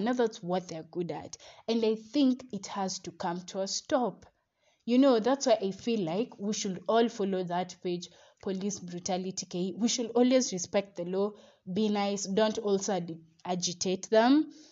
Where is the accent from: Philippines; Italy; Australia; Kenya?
Kenya; We as Kenyan citizens